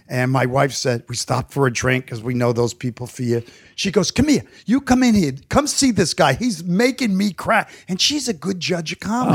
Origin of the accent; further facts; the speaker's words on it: New York City, New York, United States; growing up in New York